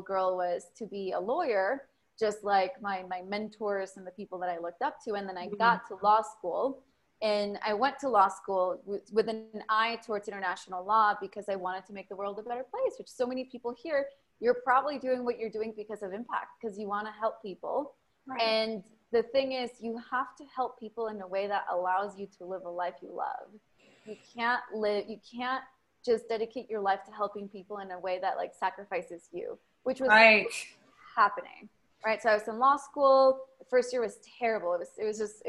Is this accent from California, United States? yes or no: yes; South Bay of California, United States; English is a second language; moved away as an adult; also born or lived in Berkeley, California / Austin, Texas; now in Mexico; when I was 9, moved over to the United States, grew up in South Bay of California